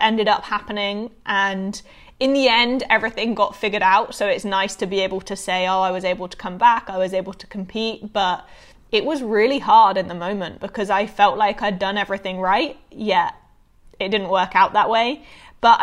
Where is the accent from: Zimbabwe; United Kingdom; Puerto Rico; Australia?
United Kingdom; Bournemouth, South West England; also born or lived in Florida, United States / Savannah, Georgia, United States; now in United States; I grew up in the UK. I started bowling in the UK